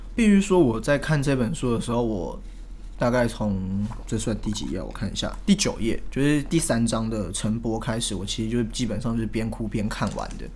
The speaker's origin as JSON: {"language": "Chinese", "country": "Taiwan", "tie": "born or raised there", "said": "我是台湾人"}